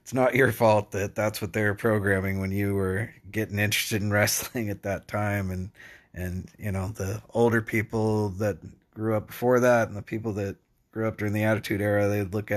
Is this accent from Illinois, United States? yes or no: no; an hour and 20 minutes from Sacramento, California, United States; it was like an hour and 20 minutes from where I grew up